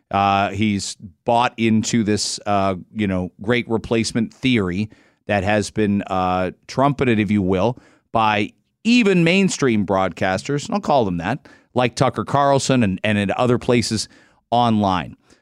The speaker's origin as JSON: {"language": "English", "country": "Canada", "said": "given we live in a country where we, we sort of feel like we're a little bit of both, Canada's unique that way."}